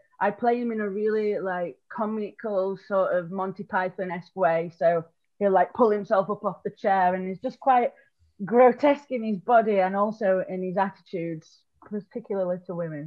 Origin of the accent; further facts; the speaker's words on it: Rotherham, Yorkshire and the Humber, United Kingdom; moved away as an adult; now in London, United Kingdom; So I'm from South Yorkshire. I tell everybody it's Sheffield because I don't want to admit that it's Rotherham.